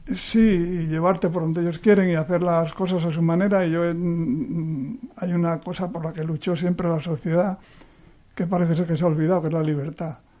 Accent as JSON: {"language": "Spanish", "town": "Cieza", "region": "Cantabria", "country": "Spain", "tie": "born or raised there", "said": "yo nací en un pueblo del interior de Cantabria, como pone ahí, nací en Cieza, que es un pueblo eh, ganadero"}